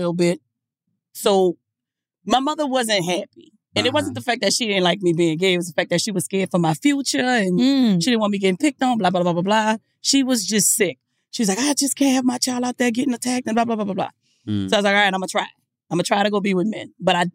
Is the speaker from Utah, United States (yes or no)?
no; New Orleans, Louisiana, United States; I'm from New Orleans